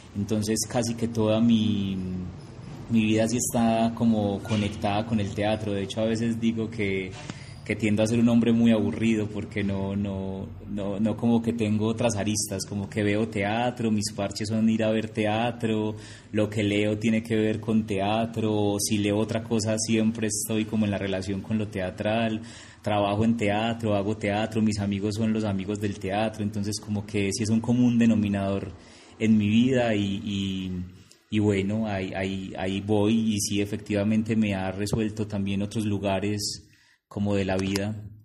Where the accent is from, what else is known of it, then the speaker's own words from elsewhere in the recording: Envigado, Antioquia, Colombia; yo soy de Envigado